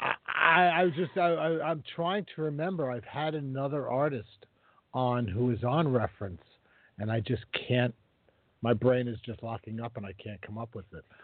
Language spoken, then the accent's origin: English; Mississippi, United States; my home state of Mississippi